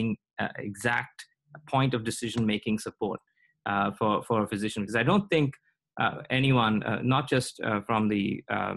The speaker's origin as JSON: {"language": "English", "country": "India", "moved": "yes", "lives_now": "United States", "said": "I come from India"}